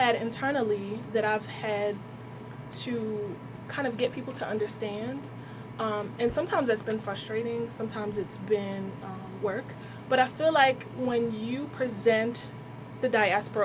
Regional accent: Trenton, New Jersey, United States; also born or lived in Philadelphia; I grew up in West Trenton. I went to all Trenton public schools from elementary school all the way

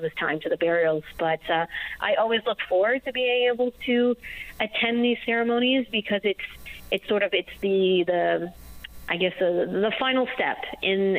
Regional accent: New Brunswick, Canada; I'm from New Brunswick

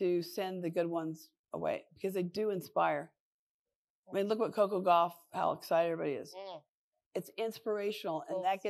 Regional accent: Long Beach, California, United States; I'm from Long Beach, California

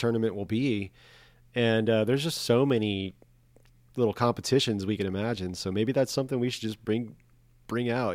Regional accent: Corpus Christi, Texas, United States; growing up in Corpus

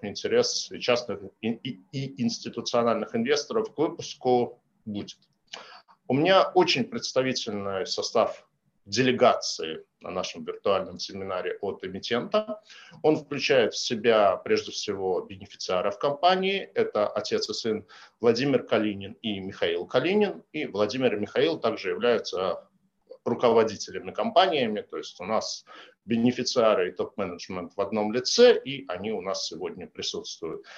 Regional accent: Saint Petersburg, Russia; мой родной город Санкт-Петербург

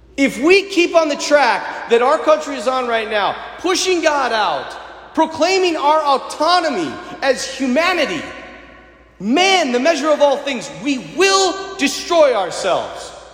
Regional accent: United States; As Americans today

